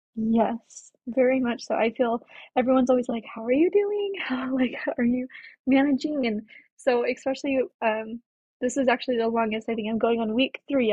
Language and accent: English; Colorado, United States; moved away as an adult; now in Spanish Fork, United States; I currently live in spanish Fork, Utah, but I'm originally from Colorado.